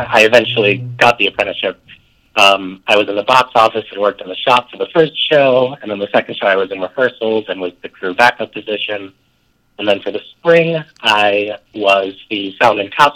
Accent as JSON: {"language": "English", "town": "Rochester", "region": "New York", "country": "United States", "tie": "born or raised there", "said": "I grew up in Rochester, New York"}